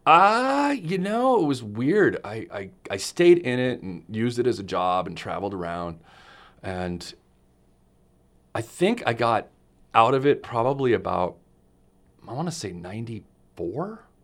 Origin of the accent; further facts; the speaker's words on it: Los Angeles, California, United States; also born or lived in Glendale, California; I am from Los Angeles, California